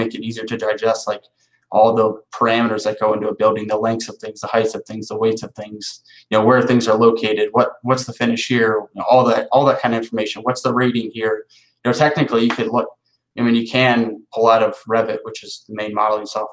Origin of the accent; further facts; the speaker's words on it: Ohio, United States; moved away as an adult; now in Southeast, United States; where I grew up in Ohio